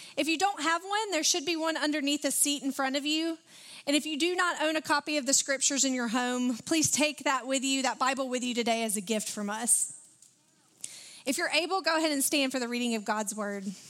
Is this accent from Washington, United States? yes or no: no; Alabama, United States; I'm from Alabama